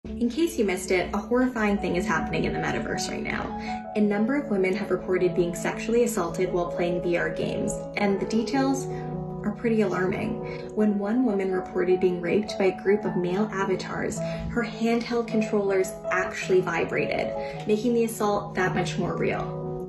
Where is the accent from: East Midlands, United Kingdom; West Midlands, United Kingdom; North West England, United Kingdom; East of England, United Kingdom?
North West England, United Kingdom; Cumbria; now in Los Angeles, United States; I'm from Cumbria. I'm not from Northumbria